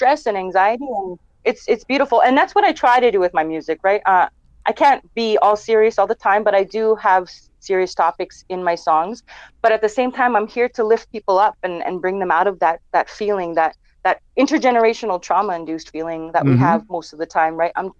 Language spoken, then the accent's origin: English; northern Alberta, Canada; now in Edmonton, Canada; I am from originally Treaty 8 territory in northern Alberta, Canada, and currently reside in Treaty 6 territory, also known as Edmonton, Alberta